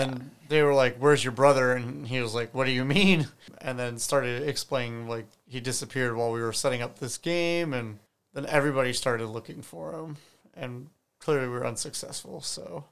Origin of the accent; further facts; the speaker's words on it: United States; as an American